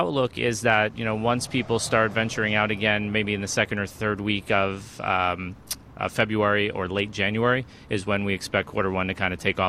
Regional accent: South Florida, United States; Growing up in South Florida my whole life and now my family here

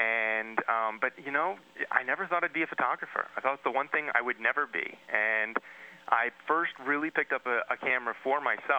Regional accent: New Jersey, United States; I grew up in New Jersey. Not the first place people think of when they think of a national park photographer.

